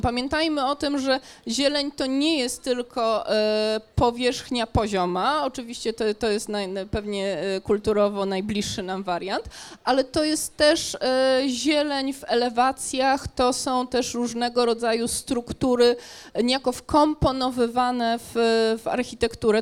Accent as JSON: {"language": "Polish", "town": "Gdańsk", "region": "Pomeranian Voivodeship", "country": "Poland", "said": "jestem przede wszystkim gdańszczanką"}